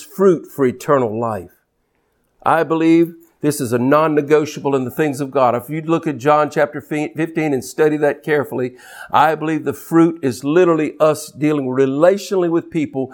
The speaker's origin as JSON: {"language": "English", "country": "United States", "said": "an American minister and a Christian who happens to be American"}